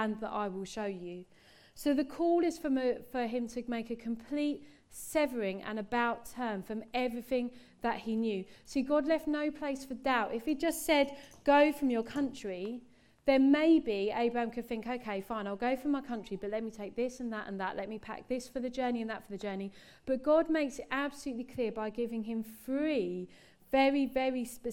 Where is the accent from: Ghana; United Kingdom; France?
United Kingdom; England; me as an English person